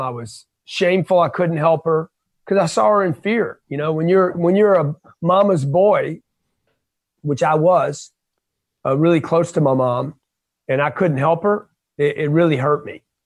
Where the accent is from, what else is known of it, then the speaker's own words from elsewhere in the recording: Lake Charles, Louisiana, United States; I grew up in Lake Charles, Louisiana